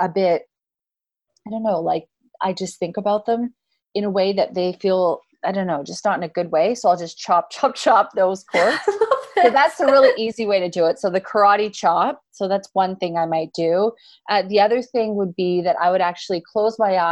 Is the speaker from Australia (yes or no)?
no; Canada; Canadians, we say awesome because lots of things are awesome.